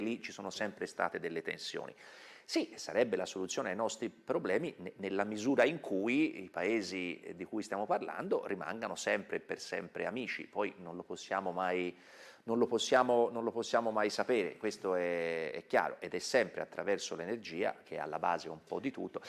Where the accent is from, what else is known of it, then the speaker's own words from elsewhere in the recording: Tuscany, Italy; Io sono toscano, mi sente